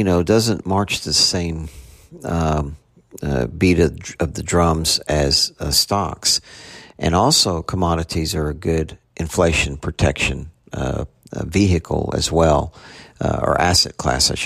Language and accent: English; Houston, Texas, United States; moved away; I'm from Houston originally